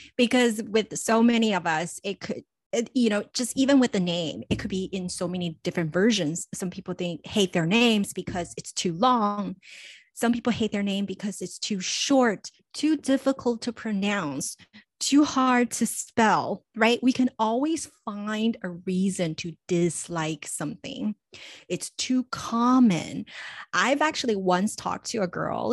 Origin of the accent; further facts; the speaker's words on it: Los Angeles, California, United States; growing up in Los Angeles, being so close to Hollywood, when I was in middle school